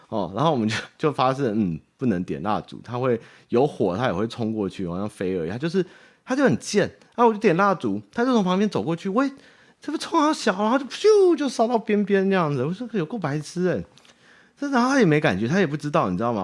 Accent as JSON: {"language": "Chinese", "region": "Taipei", "country": "Taiwan", "tie": "born or raised there", "said": "台北小孩哦， 比较有这个，怎么说，爬楼梯的心得。哦，我从小就是爬楼梯长大哦"}